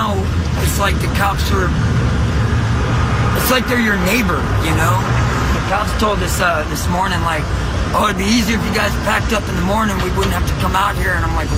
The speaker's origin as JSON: {"language": "English", "region": "Louisiana", "country": "United States", "lives_now": "San Francisco, United States", "said": "Louisiana, Texas area."}